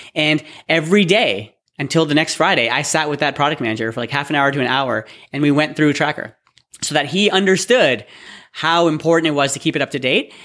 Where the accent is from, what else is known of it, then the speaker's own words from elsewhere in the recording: Toronto, Ontario, Canada; also born or lived in Waterloo / Austin; I'm from, born and bred in Toronto